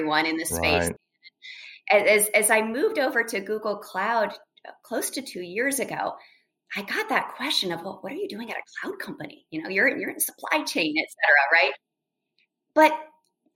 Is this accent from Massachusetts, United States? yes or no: no; central Pennsylvania, United States; I grew up in very rural, small town, central Pennsylvania